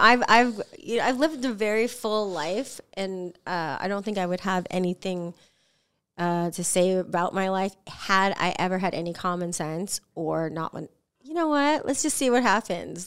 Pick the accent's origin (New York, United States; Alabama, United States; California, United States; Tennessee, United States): California, United States; San Diego; teenager growing up in San Diego